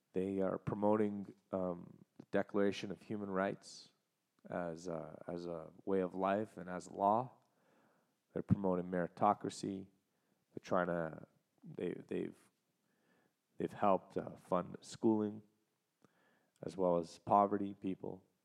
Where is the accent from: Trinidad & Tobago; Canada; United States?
Canada; as a Canadian